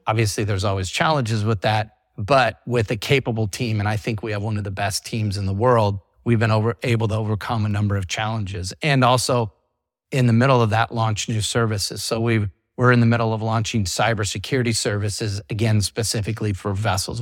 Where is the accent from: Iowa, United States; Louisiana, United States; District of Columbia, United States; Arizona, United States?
Iowa, United States; moved away as an adult; now in Florida, United States; I grew up in the big maritime state of Iowa.